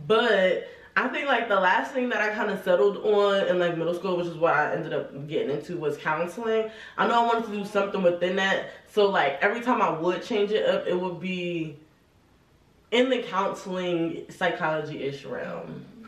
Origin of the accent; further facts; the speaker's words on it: New Jersey, United States; I'm from Jersey, Essex County. You know, I moved around a lot growing up, so I don't really claim one city. No cities could claim me. But, you know, Jersey.